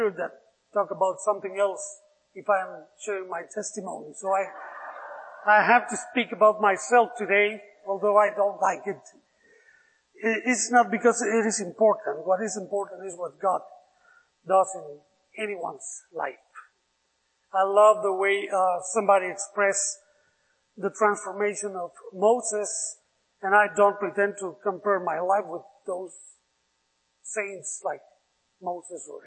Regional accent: Mexico City, Mexico; English is a second language; also born or lived in Mérida, Yucatán; So I was raised in Mexico City. When I was 2 years old, we moved to Mexico City. So I was raised there.

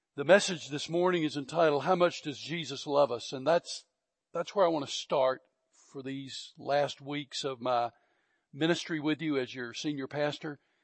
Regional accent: Georgia, United States; moved away as an adult; also born or lived in Fort Bliss, Texas; I was from Georgia

